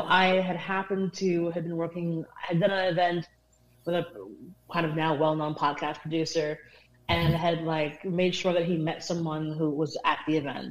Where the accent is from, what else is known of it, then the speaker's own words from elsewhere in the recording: New York, United States; also born or lived in England; having a Caribbean English background growing up in New York